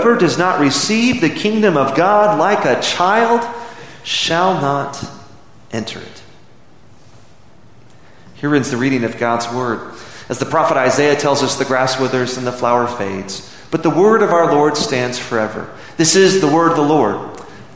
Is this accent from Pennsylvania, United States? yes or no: no; Midland, Texas, United States; now in Amarillo, United States; when I was a boy growing up in Midland, 4 hours south of here, it's very similar to Amarillo except without the snow.